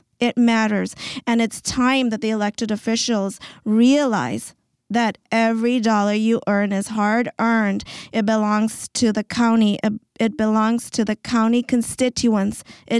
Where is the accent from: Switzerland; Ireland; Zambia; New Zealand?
Zambia; So I come from Africa, from Zambia, and my father was a missionary doctor.